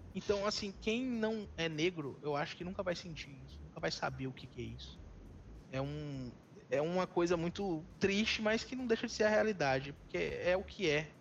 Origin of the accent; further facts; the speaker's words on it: Northeast Region, Brazil; also born or lived in São Paulo; eu sou nordestino e eu sei o que o nordestino passa nesse país